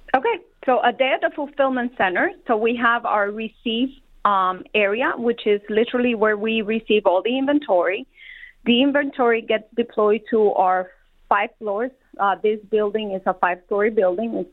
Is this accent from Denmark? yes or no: no; Colombia; moved away as an adult; also born or lived in South Carolina; now in Detroit, United States; I was born and raised in Colombia, South America. I went all the way through high school